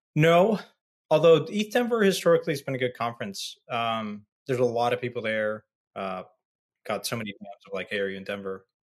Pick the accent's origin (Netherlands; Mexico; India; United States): Mexico; my hometown, my home country, Mexico